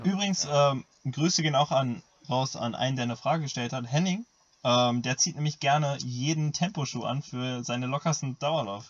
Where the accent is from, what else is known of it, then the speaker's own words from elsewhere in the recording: Germany; ich komme aus Deutschland